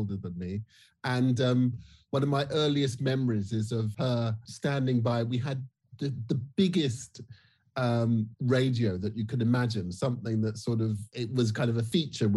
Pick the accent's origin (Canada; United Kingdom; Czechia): United Kingdom; I'm Black British